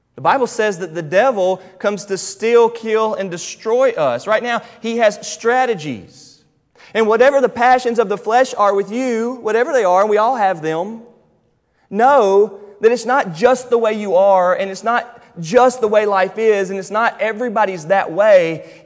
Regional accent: United States; I'm American and I'm a Fairdelian

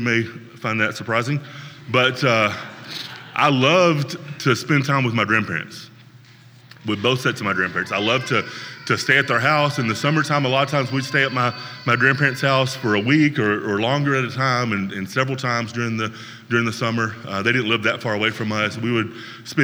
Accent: Northwest Tennessee, United States; Another area where I grew up in Northwest Tennessee

